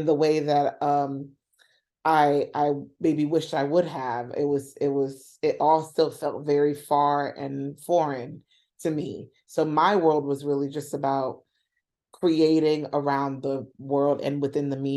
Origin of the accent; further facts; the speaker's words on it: New York, United States; I was born and raised in Washington Heights, and lived there up until only a couple years ago.